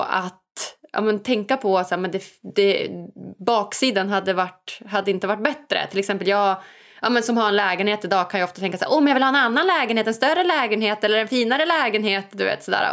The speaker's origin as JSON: {"language": "Swedish", "town": "Umeå", "region": "Västerbotten County", "country": "Sweden", "tie": "born or raised there", "said": "jag är ju född och uppvuxen i, i Sverige, i Umeå, uppe i Norrland"}